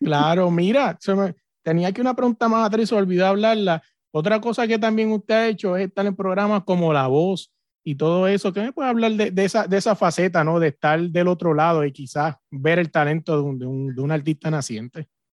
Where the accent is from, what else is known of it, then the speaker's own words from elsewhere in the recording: Puerto Rico; yo soy de Puerto Rico